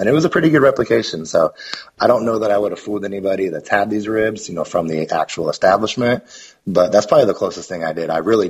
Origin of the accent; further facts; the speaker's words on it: Portland, Oregon, United States; moved away as an adult; now in Alabama, United States; I grew up in Portland. And so living in Portland, it was kind of Portland's a fantastic food city.